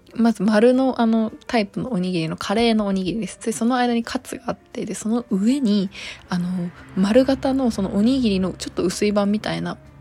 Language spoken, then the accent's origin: Japanese; Okayama, Japan; moved away; 地元岡山にいた時はニューデイズ知らなかった